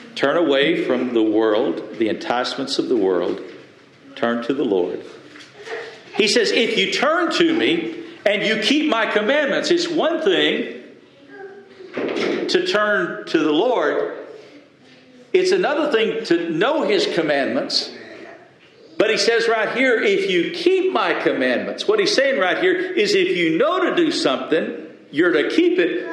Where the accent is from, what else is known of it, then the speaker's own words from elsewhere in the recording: the South, United States; I grew up in the South, and most folks did go to some type of, of, of religious order, went to church.